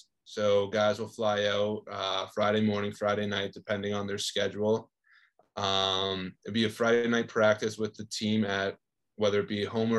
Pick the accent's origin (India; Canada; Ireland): Canada; I'm from Canada